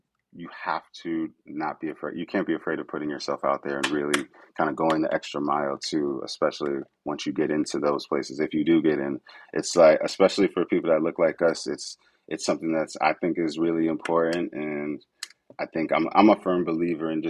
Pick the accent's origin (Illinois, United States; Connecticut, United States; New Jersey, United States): Connecticut, United States; moved away; I'm from Connecticut, back home in Connecticut.